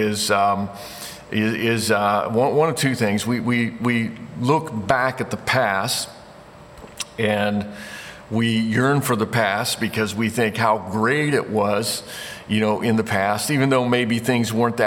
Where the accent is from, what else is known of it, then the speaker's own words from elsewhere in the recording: Indiana, United States; moved away as an adult; I grew up in Indiana. Moved away from there when I was 18 years old to go to college